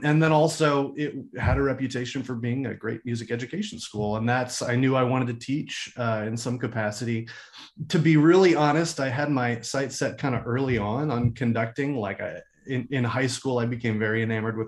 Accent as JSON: {"language": "English", "area": "Washington, D.C. area", "region": "Northern Virginia", "country": "United States", "tie": "born or raised there", "also_born_or_lived": "Florida", "moved": "as an adult", "lives_now": "Austin, United States", "said": "I grew up in the Washington, D.C. area, Northern Virginia"}